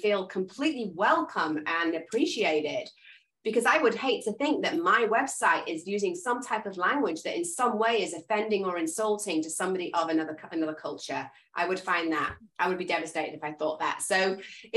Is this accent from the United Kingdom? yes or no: yes; England, United Kingdom; I'm English